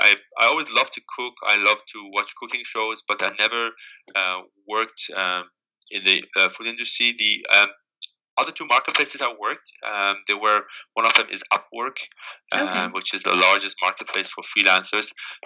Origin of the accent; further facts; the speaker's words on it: Germany; English is a second language; moved away as an adult; now in San Francisco, United States; And when I moved to San Francisco from Germany 11 years ago, I was very fascinated by the melting pot of San Francisco with all the different cultures and cuisines present in a fairly small city.